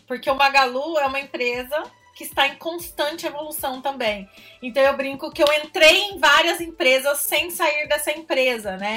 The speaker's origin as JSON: {"language": "Portuguese", "town": "Franca", "region": "São Paulo", "country": "Brazil", "accent": "interior", "said": "sou de Franca, sou do interior, acho que pelo sotaque dá pra perceber."}